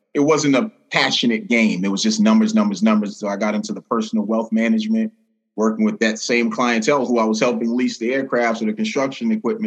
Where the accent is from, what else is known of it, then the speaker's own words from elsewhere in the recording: New York City, New York, United States; moved away; also born or lived in Queens, New York / Massachusetts; born and raised in New York City, Brooklyn, New York, spent some time in Queens, New York